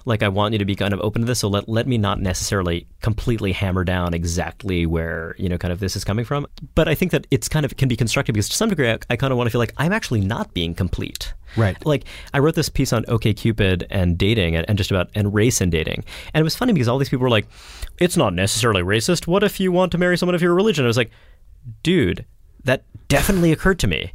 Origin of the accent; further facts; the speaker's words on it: New York City, New York, United States; I grew up in a, I grew up in Brooklyn